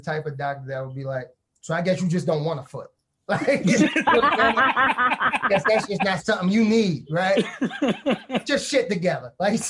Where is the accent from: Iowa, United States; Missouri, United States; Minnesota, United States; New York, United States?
New York, United States; New York City; grew up in Brooklyn, Red Hook, Brooklyn.